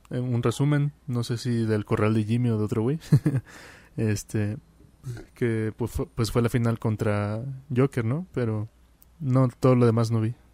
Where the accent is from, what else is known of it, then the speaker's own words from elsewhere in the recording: Mexico; siendo mexicano pues ahí van a estar presentes, más de un mexicano.